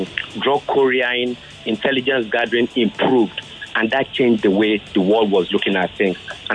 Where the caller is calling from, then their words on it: Nigeria; I'm calling from Amoa, Duffy.